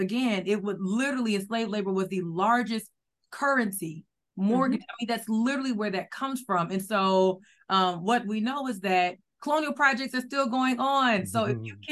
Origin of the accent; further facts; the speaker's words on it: the South, United States; now in New Jersey, United States; I'm from the South.